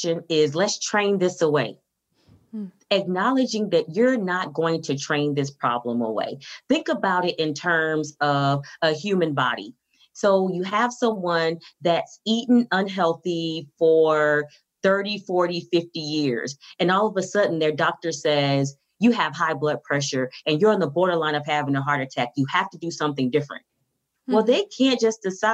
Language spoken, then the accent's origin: English; Miami, Florida, United States; I'm from Miami, Florida